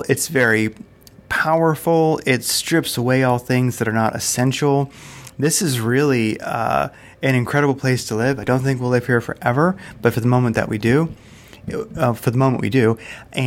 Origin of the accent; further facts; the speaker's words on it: Delaware, United States; moved away as an adult; also born or lived in Seattle area, Washington; now in Arizona, United States; I grew up in the East Coast, and that was in Delaware, and it was right there in the Delaware PA border.